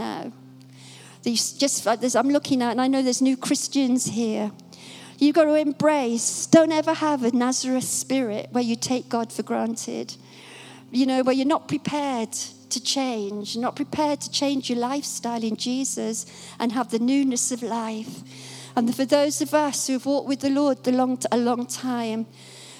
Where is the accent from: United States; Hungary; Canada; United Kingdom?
United Kingdom; Dunstable, East of England; my hometown this morning, comes to Dunstable